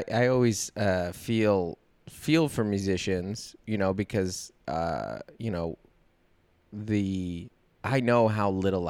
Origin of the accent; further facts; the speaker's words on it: Seattle, Washington, United States; I grew up in Seattle in the 90s.